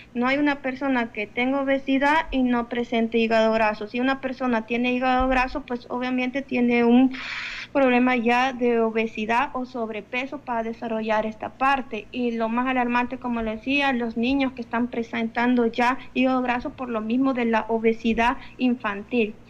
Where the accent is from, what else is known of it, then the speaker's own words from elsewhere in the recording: El Salvador; como salvadoreño, nuestra dieta está basada prácticamente en carbohidratos